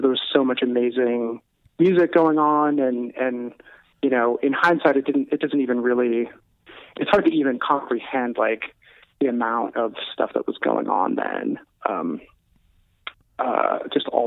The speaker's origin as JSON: {"language": "English", "town": "Kirkland", "region": "Washington", "country": "United States", "tie": "born or raised there", "also_born_or_lived": "Bellevue, Washington", "moved": "yes", "lives_now": "California, United States", "said": "I grew up in Kirkland"}